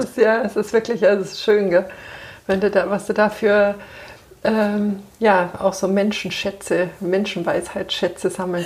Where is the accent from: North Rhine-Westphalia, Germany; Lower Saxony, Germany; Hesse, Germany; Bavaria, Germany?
Bavaria, Germany; Munich; ich bin in München geboren